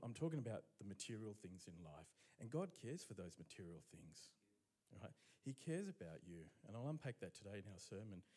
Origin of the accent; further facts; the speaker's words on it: Romania; now in Brisbane, Australia; I was born in Romania